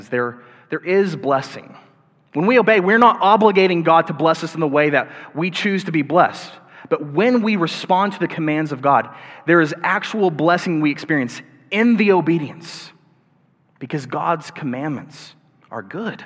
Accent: the Bible Belt, United States; I grew up in the Bible Belt, and I grew up going to church from time to time

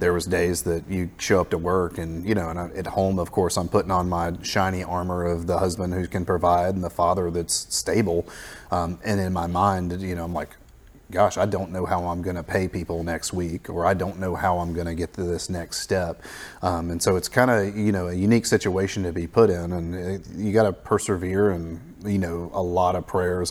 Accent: the Florida Panhandle, United States; I grew up in the Panhandle of Florida, uh, so kind of a native to this area

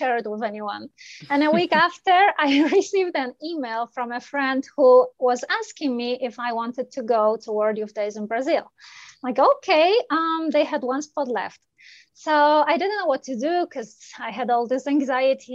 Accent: Poland; moved away as an adult; now in Canada; I am originally from Poland

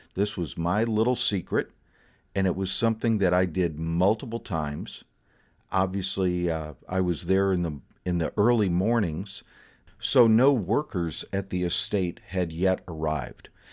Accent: Fort Myers, Florida, United States; my hometown's probably most famous resident, Thomas Edison

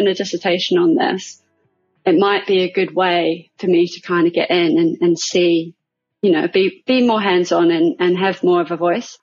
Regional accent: New Zealand; moved away as an adult; now in London, United Kingdom; I'm originally from New Zealand, but I moved here about 13 years ago now

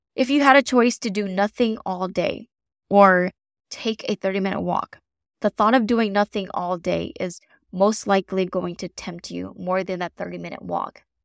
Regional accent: the South, United States; I'm from the South, so I have never experienced winter like someone from maybe the North or the Midwest

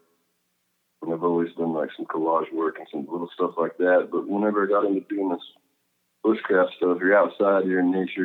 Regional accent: Plainview, Texas, United States; moved away; I always loved Plainview. You know, I had so many good experiences growing up there

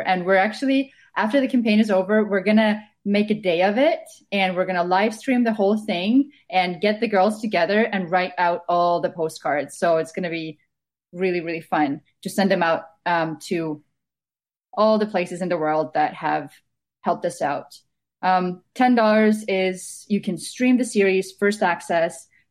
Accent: Estonia; moved away as an adult; now in Vancouver, Canada; Originally, I'm from Estonia, so I've been living in Canada for the past six years.

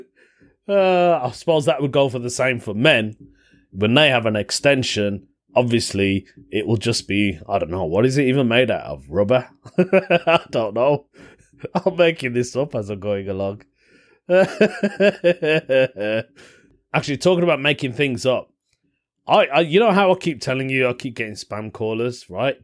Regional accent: United Kingdom; accent: British; I've got a British accent

